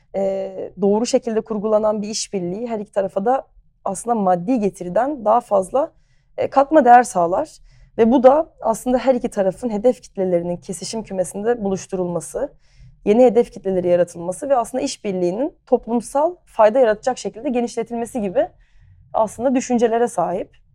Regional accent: Ayazağa, Istanbul, Turkey; also born or lived in United States / Barcelona, Spain; Ayaza'da büyüdüm.

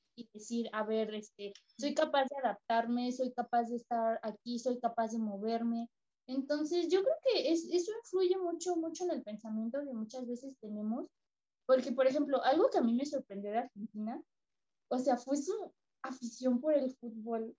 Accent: Mexico; yo soy mexicana

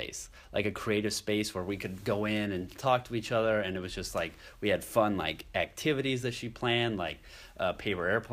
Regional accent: Janesville, Iowa, United States; I'm from Iowa, grew up in Iowa, my roots are here.

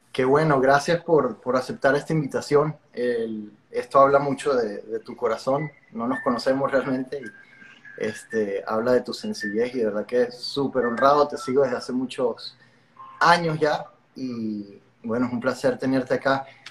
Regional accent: Venezuela; moved away as an adult; now in Miami, United States; aunque vivo en Miami, no sé si te lo había comentado, me mudé fue hace tres, casi cuatro años, soy de Venezuela

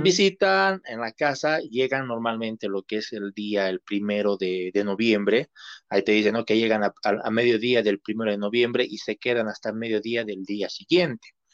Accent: Cochabamba, Bolivia; nosotros como tanto como cochabaminos como bolivianos

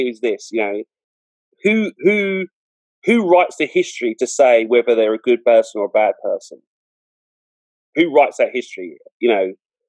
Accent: London, United Kingdom; where I was brought up in Southeast London, very multicultural.

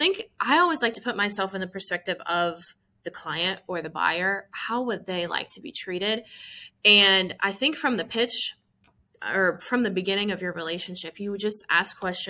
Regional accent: Iowa, United States; moved away as an adult; now in Memphis, United States; I'm from Iowa. My family's in Southeast Iowa. So moving to Memphis

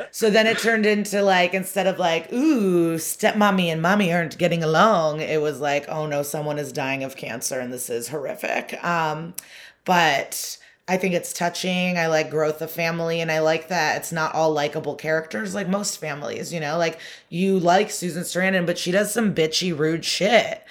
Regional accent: Chicago suburbs, Illinois, United States; I grew up in the Chicago suburbs

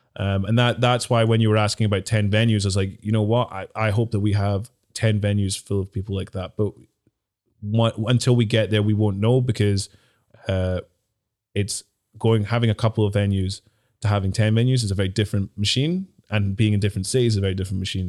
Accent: Dundee, Scotland, United Kingdom; also born or lived in Glasgow; growing up in Dundee, I used to get, like, slagged a lot when I was a kid

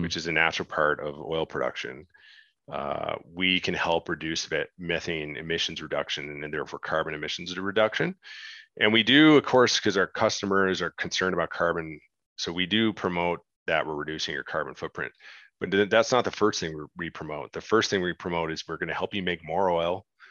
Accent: Canada; as a Canadian, I grew up watching Dragon's Den

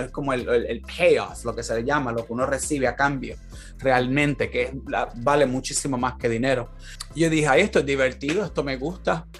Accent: Puerto Rico; moved away as an adult; now in California, United States; yo con la mentalidad que yo tengo de Puerto Rico

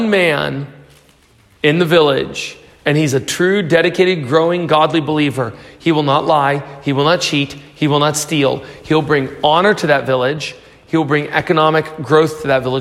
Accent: United States; I'm from the U.S.

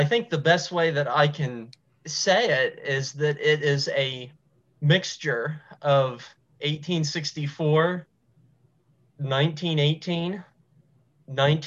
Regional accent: Altoona, Pennsylvania, United States; I am a historian from the Altoona, Pennsylvania area

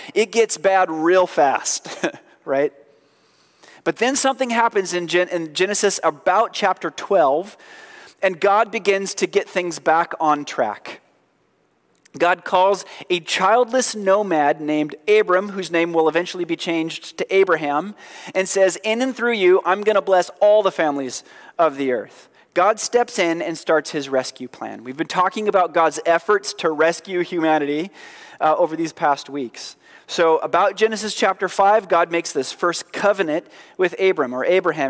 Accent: Oregon, United States; we're proudly from Oregon

